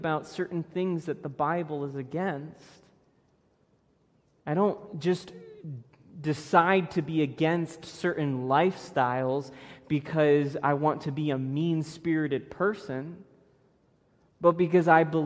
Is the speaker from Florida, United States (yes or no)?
yes; Florida, United States; moved away; I grew up in Florida.